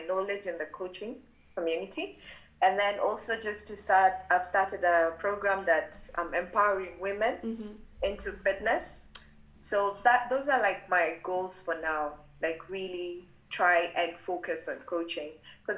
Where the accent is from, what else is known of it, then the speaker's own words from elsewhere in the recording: Kenya; I'm Kenyan